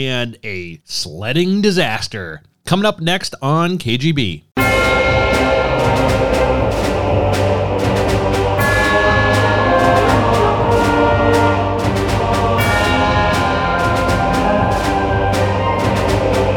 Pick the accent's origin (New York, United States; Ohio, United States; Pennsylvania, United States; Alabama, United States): Ohio, United States; Akron; I'm from Northeast Ohio